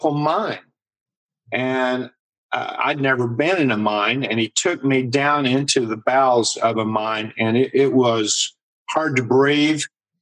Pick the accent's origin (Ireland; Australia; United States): United States; Ashland, Kentucky; moved away; that was my hometown where I was raised and went to high school